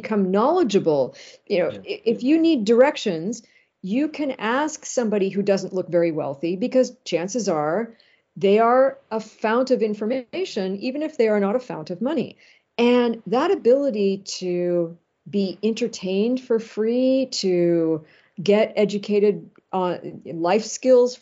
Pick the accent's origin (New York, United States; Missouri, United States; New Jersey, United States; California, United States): California, United States; Los Angeles; moved away; also born or lived in Ann Arbor, Michigan / Manhattan; L.A., where, you know, I was from originally